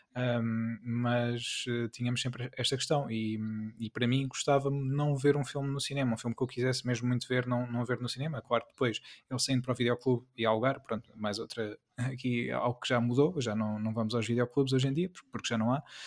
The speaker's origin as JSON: {"language": "Portuguese", "town": "Peniche", "region": "Centro", "country": "Portugal", "tie": "born or raised there", "said": "eu fui criado e eu, atenção, eu cresci uh, em Peniche"}